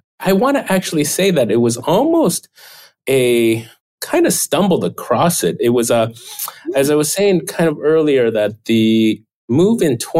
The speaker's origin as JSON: {"language": "English", "town": "Chicago", "region": "Illinois", "country": "United States", "tie": "born or raised there", "also_born_or_lived": "Bay Area, California", "second_language": "English", "lives_now": "Taiwan", "said": "So I moved to the U.S. when I was 8 years old, starting third grade, and really speaking my first words of English when I was moving to the U.S. And I specifically was the Midwest in the Chicago area where I moved"}